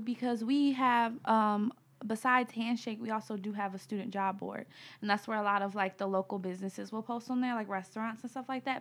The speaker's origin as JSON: {"language": "English", "town": "Cleveland", "region": "Ohio", "country": "United States", "said": "from Cleveland, Ohio"}